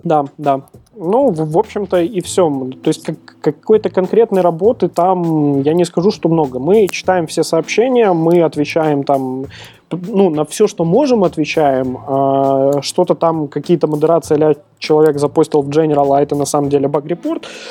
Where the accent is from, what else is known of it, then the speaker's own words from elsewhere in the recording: Belarus; я белорус